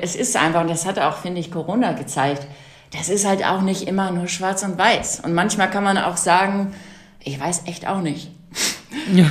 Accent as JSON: {"language": "German", "region": "North Rhine-Westphalia", "country": "Germany", "tie": "born or raised there", "said": "Ich bin auf dem Bauernhof groß geworden in Westfalen"}